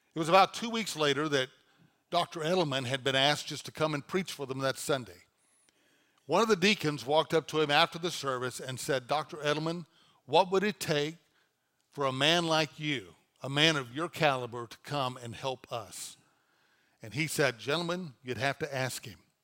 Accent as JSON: {"language": "English", "region": "North Louisiana", "country": "United States", "tie": "born or raised there", "moved": "as an adult", "lives_now": "Dallas, United States", "said": "I was pastoring a church in Louisiana, in my hometown"}